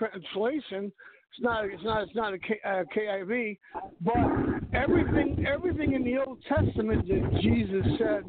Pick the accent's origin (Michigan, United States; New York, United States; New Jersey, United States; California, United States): New York, United States; New York City; now in Texas, United States; I've been living in Texas for about 25 years now. I'm originally from New York City.